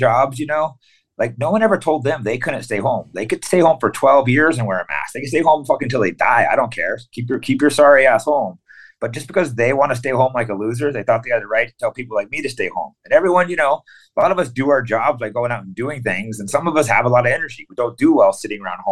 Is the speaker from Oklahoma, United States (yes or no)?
no; California, United States; moved away as an adult; also born or lived in Tennessee / San Francisco; I was born in Tennessee, but I moved to California at a young age